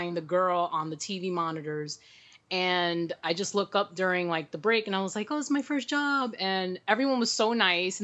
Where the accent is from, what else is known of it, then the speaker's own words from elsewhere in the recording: New York City, New York, United States; born and raised in New York, proud cool. Manhattanite